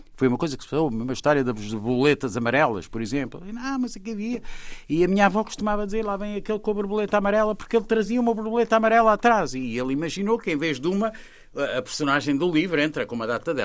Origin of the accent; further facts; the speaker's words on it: Portugal; eu sou português